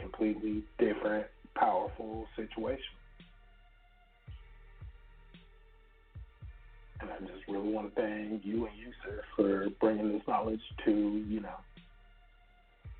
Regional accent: Texas, United States; I'm from Texas

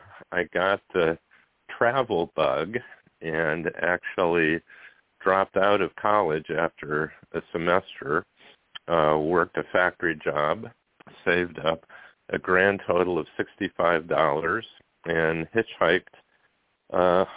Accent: Goshen, Indiana, United States; also born or lived in Fort Leonard Wood, Missouri; moved to Goshen, Indiana, and that's where I grew up.

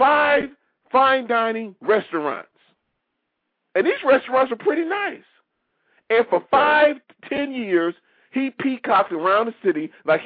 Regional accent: Detroit, Michigan, United States; now in Washington, D.C., United States; I recently just left my hometown a week ago. I was in my hometown of Detroit, Michigan, for a week.

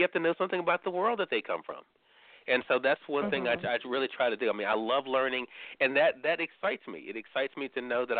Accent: Mississippi, United States; I'm from Mississippi

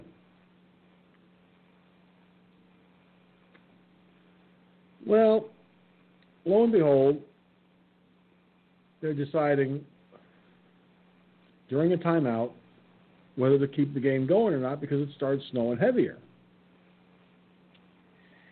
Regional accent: New York, United States; moved away; when I lived in my hometown, going to the high school to watch the basketball games

